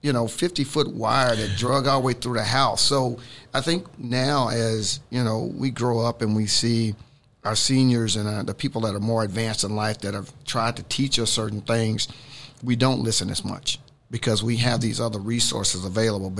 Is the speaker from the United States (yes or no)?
yes; the South, United States; I grew up in the South